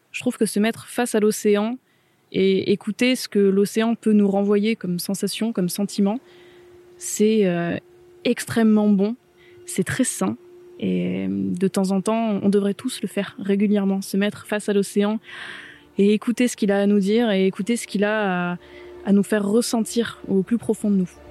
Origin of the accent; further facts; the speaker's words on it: Mediterranean coast, France; now in Brittany, France; je viens de la Méditerranée